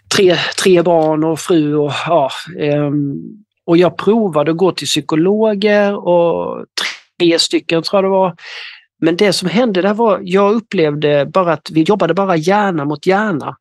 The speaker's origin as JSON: {"language": "Swedish", "town": "Ronneby", "region": "Blekinge", "country": "Sweden", "said": "Jag kommer ifrån eh, södra Sverige, i något som heter Ronneby i, i länet Blekinge"}